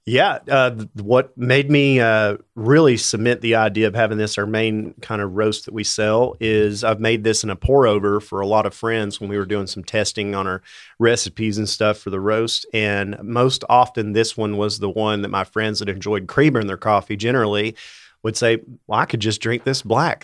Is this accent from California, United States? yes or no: no; Bristol, Tennessee, United States; now in Johnson City, United States; I grew up in Bristol, uh, out near South Holston Lake.